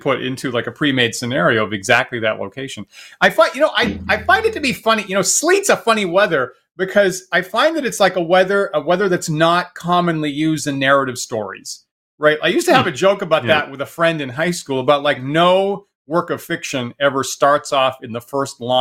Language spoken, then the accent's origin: English; Maine, United States; I grew up in Maine and I went to college at the University of Maine